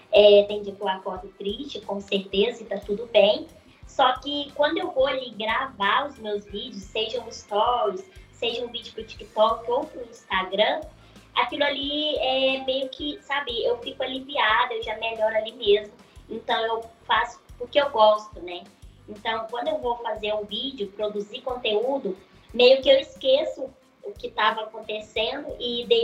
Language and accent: Portuguese; Minas Gerais, Brazil; Estou em Minas, sou mineira